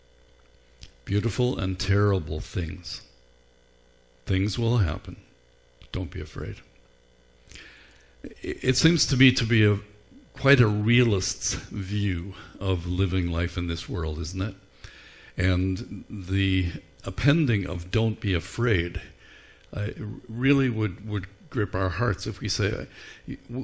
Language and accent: English; Ireland; Growing up in Ireland, we didn't carve pumpkins